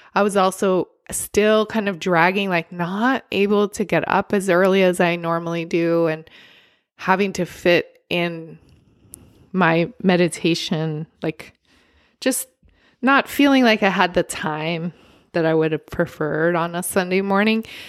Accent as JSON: {"language": "English", "region": "California", "country": "United States", "said": "as a Californian"}